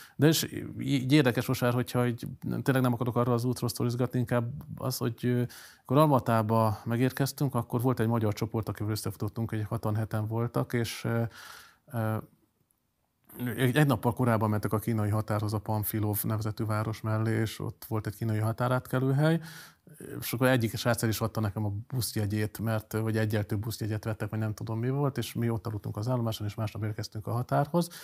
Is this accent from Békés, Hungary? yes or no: no; Kecskemét, Bács-Kiskun, Hungary; also born or lived in Szolnok / Veszprém; a Katon József gimnáziumban jártam Kecskeméten, hát én ilyen fél árva katonai gyerekként még lakótelepen nőttem fel